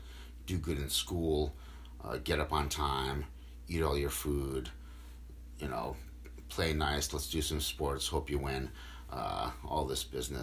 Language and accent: English; Norwich, East of England, United Kingdom; I grew up in Norwich. Nothing special. I didn't come from a broken home. I didn't go to shitty schools.